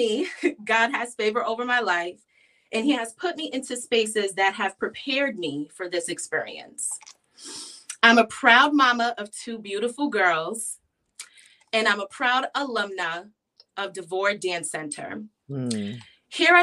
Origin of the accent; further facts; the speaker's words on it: New York City, New York, United States; I was born and raised in New York City. I grew up in Queens, New York